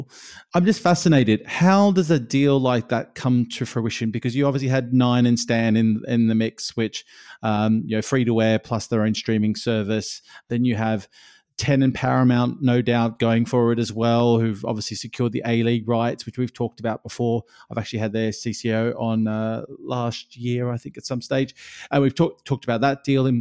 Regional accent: Australia; growing up in Australia

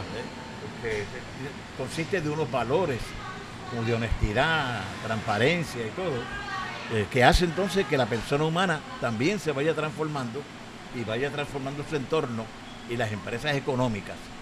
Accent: Comerío, Puerto Rico; la donde yo nací, donde nació Lilian también

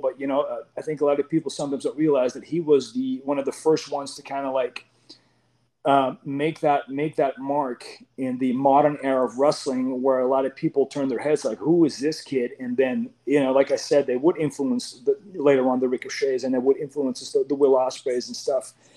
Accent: Amsterdam, North Holland, Netherlands; moved away as an adult; now in United States; I come from I come from Amsterdam, and Netherlands, really small country, does not have a lot of wrestling.

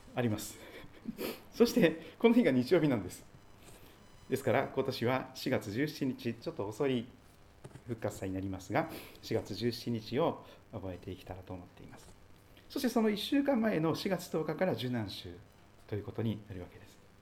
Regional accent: Kochi, Japan; also born or lived in Aichi Prefecture; now in Sugito, Japan; 生まれ育った高知県も山がありましたし移り住んだ愛知県にも山がありましたが

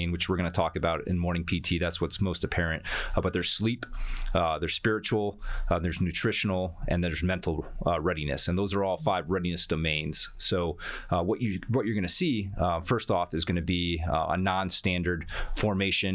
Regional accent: Chicago, Illinois, United States; now in Fort Bliss, United States; I'm from Chicago as well. So yeah, Windy City all around.

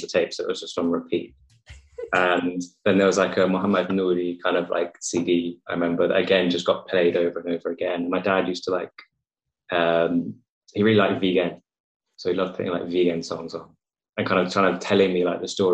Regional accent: England, United Kingdom; I was born in England and I've grown up in England my entire life

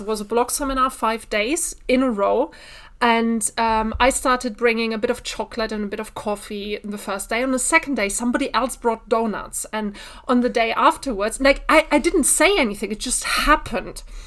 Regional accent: Bielefeld, North Rhine-Westphalia, Germany; I'm originally from Bielefeld

